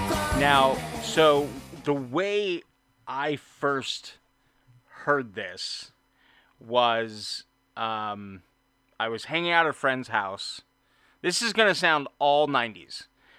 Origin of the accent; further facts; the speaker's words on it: Orange County, California, United States; I grew up in Orange County, California